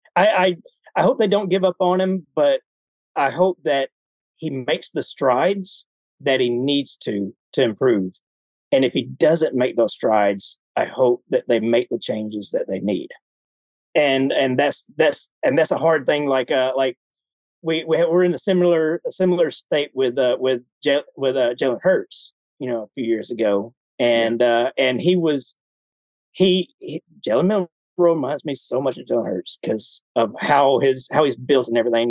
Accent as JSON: {"language": "English", "region": "Alabama", "country": "United States", "tie": "born or raised there", "moved": "as an adult", "said": "I grew up in Alabama"}